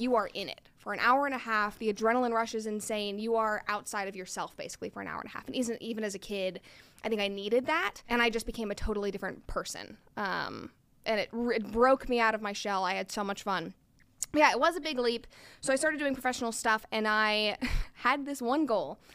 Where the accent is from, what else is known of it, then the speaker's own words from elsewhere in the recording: Chattanooga, Tennessee, United States; moved away; also born or lived in Atlanta / New York / Los Angeles; I am originally from Chattanooga, Tennessee, and then I moved to California to pursue acting about ten years ago